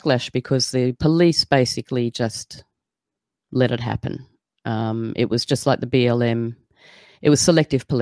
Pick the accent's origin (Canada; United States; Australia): Australia; Sydney, New South Wales; moved away as an adult; I'm not in Sydney, thank goodness. I'm really glad that I'm no longer there, although that's where I was born and bred.